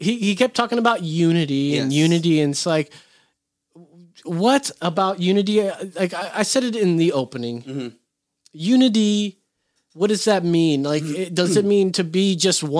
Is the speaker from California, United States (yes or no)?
yes; Orange County, California, United States; moved away; I grew up in Orange County, California